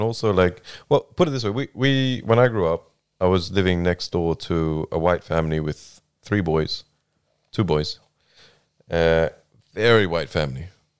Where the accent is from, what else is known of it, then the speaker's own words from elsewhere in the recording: Australia; growing up in Australia as well is quite different because there's multiculturalism everywhere.